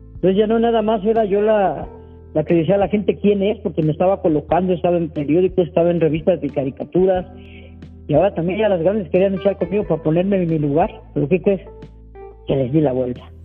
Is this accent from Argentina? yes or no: no; Mexico City, Mexico; Yo nací en el Peñón de los Baños, en un cuartito de 4x4 vivíamos en una vecindad